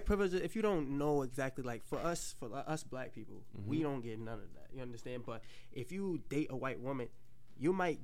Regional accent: New York City, New York, United States; I'm from the Bronx. I'm from 164 Sherman Avenue.

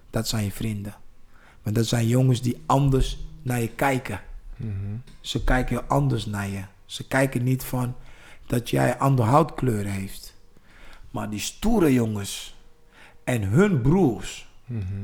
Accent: East Germany, Germany; Ik ben in Duitsland opgegroeid in DDR.

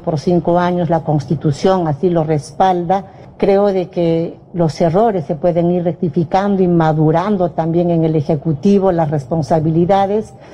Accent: Peru

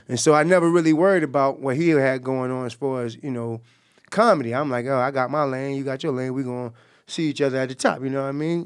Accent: Jacksonville, Florida, United States; we grew up together. We, we, uh, we from the same block. Um, you know, he's from Myrtle Avenue. I'm from Moncrief.

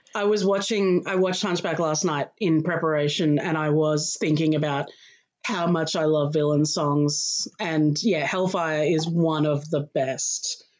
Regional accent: Australia; also born or lived in Melbourne, Australia; I am Australian. I live in Melbourne, in Australia

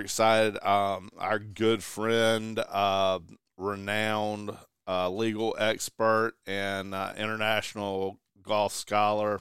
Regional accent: the South, United States; He's as Southern as we are

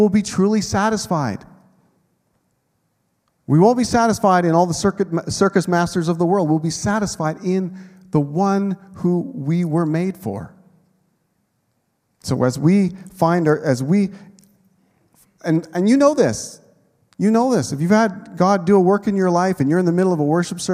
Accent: Canada; I've lived my whole life in Canada

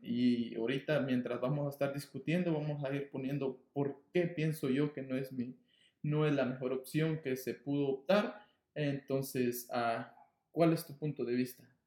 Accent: Guatemala; now in Los Angeles, United States; soy nacido guatemalteco, entonces siempre voy a ser guatemalteco

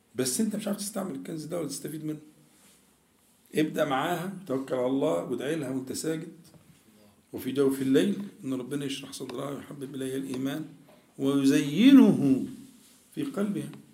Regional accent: Egypt; احنا كمصريين بننطق الجيم بالطريقه دي

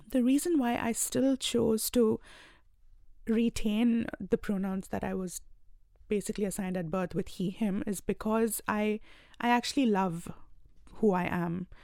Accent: India; moved away as an adult; now in Australia; I belong to India, and I moved here about two years ago

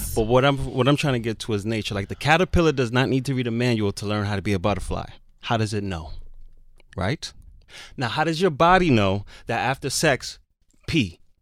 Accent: Jamaica; me growing up as a Jamaican

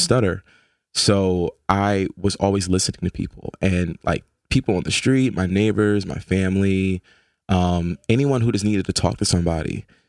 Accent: Philadelphia, Pennsylvania, United States; moved away as an adult; now in New Haven, United States; I grew up in South Philly off of twenty-third and Federal.

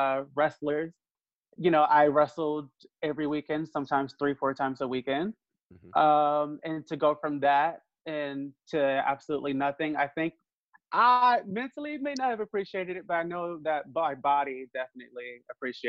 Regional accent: Washington, District of Columbia, United States; now in Georgia, United States; Originally, I'm from Washington, D.C.

